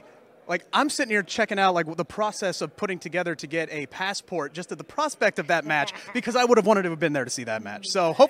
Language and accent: English; Cincinnati, Ohio, United States; I'm from Cincinnati.